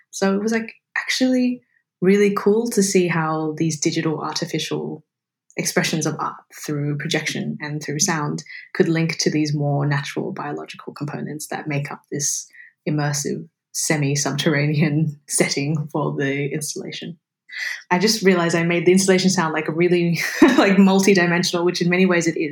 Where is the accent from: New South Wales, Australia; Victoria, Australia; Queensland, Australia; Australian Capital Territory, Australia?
New South Wales, Australia; Sydney; I grew up in Sydney on Gadigal land